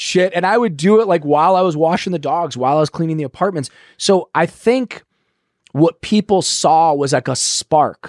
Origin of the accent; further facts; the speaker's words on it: Ohio, United States; moved away; I'm from Ohio